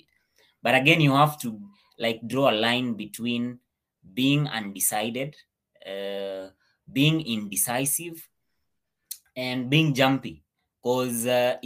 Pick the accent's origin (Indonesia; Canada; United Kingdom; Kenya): Kenya; I was born in Kenya.